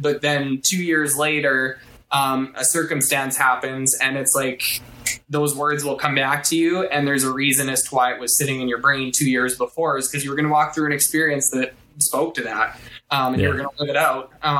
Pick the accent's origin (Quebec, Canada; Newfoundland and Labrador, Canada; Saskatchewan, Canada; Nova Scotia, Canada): Saskatchewan, Canada; Shaunavon; there's a site called Shaunavon Observers, which is my hometown observation site.